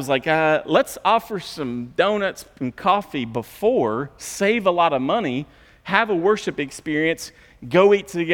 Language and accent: English; United States; I'm American.